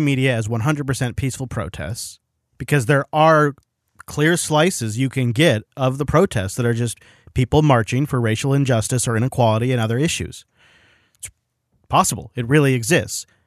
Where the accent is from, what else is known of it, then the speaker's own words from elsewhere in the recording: Washington, United States; we have Washington plates